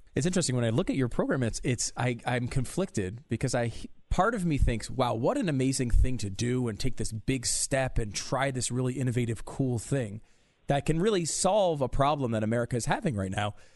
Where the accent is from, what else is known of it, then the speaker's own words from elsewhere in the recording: United States; as an American